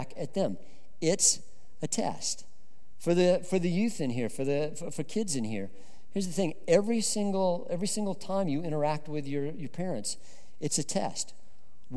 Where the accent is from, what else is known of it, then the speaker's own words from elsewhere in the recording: Colorado, United States; I grew up in Colorado